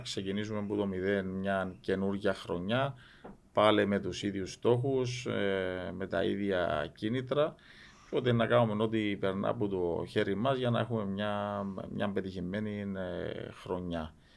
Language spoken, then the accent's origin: Greek; Cyprus; Είμαστε δίπλα από την Ελλάδα